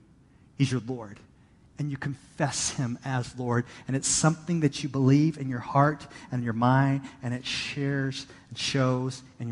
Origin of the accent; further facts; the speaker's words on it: Texas, United States; moved away; I grew up in Texas